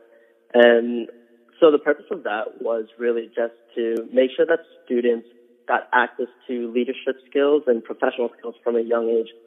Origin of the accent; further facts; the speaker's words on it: New York City, New York, United States; moved away as an adult; now in Adams, Massachusetts, United States; I was born in Elmhurst Hospital, grew up on 74th Street in Elmhurst.